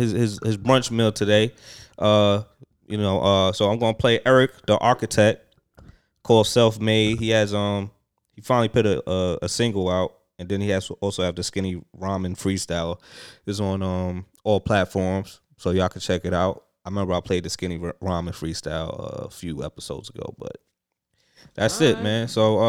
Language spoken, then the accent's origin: English; New York City, New York, United States; I'm from New York City